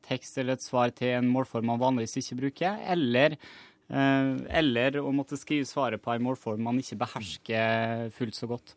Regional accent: Møre og Romsdal, Norway; jeg kommer jo sjøl fra Møre og Romsdal

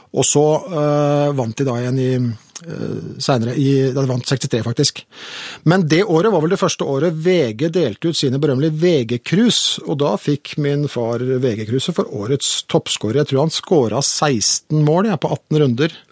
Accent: Oslo, Norway; jeg vokste opp på Oppsal og i Vålerenga

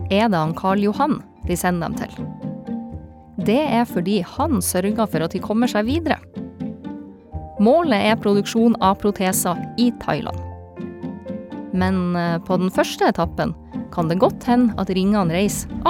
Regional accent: Bodø, Nordland, Norway; Jeg kommer fra Bodø.

